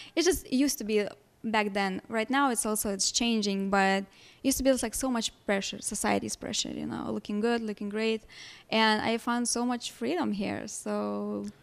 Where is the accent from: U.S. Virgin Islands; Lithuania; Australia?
Lithuania; English is a second language; moved away as an adult; now in Chicago, United States; I was born and raised in Lithuania, moved here in Chicago almost ten years ago.